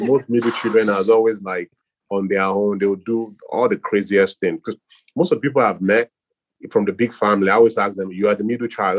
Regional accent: Nigeria; now in United States; born and raised in Nigeria

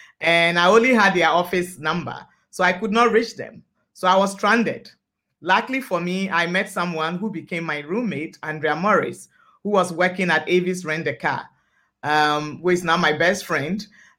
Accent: Ghana; also born or lived in Lomé, Togo; now in Winnipeg, Canada; I'm originally from Ghana, but I was born in Lomé, Togo.

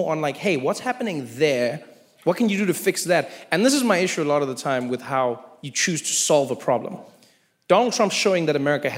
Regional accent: South Africa; now in United States; as a South African

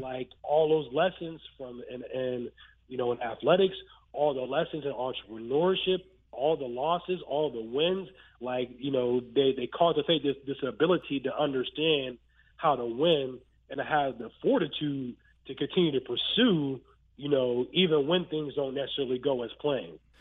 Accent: Western Pennsylvania, United States; I'm from Western Pennsylvania, and I and I grew up a Penn State fan

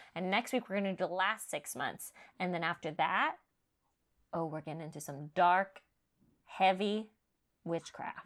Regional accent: California, United States; I'm growing up in California

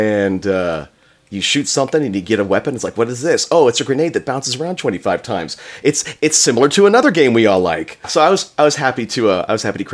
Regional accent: Florida, United States; I grew up in Florida

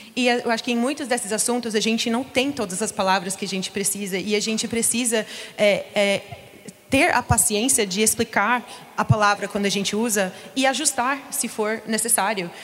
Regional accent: United States; Portuguese is a second language; now in Brazil; eu sou dos Estados Unidos

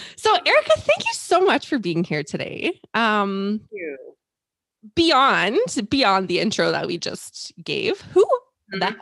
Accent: Canada; us Canucks

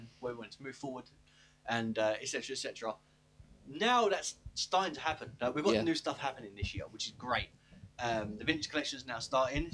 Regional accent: England, United Kingdom; we're from England

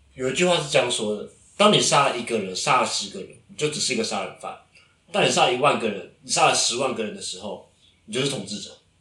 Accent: Taiwan; 以我台湾人的立场

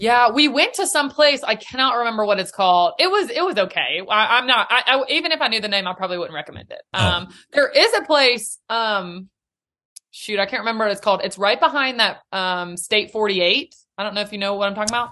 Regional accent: Nashville, Tennessee, United States; also born or lived in Chattanooga; born and raised in Nashville.

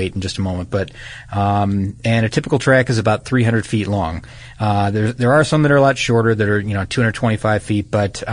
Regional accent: Midwest, United States; I grew up in the Midwest

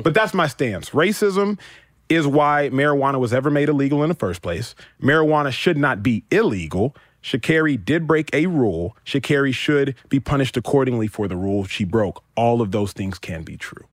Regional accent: Texas, United States; I grew up in Texas

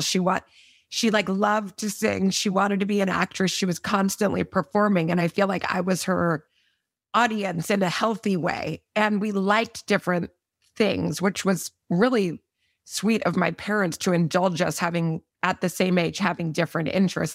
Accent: Austin, Texas, United States; also born or lived in Midland, Texas; We grew up in Austin for middle school and high school.

